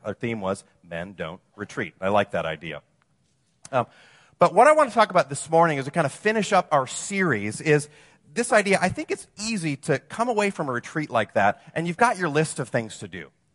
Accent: Wisconsin, United States; moved away as an adult; also born or lived in Madison / Los Angeles; now in Orange County, United States; I'm from Wisconsin, you know, I, so I moved from the land of, you know, cheese and beer to the land of fruits and nuts

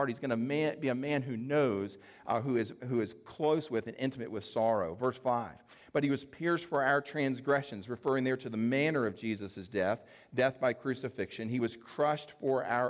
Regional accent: the South, United States; we're here from the South

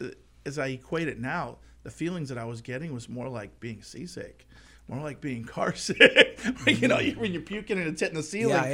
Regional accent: Palos Verdes Peninsula, California, United States; Palos Verdes Peninsula.

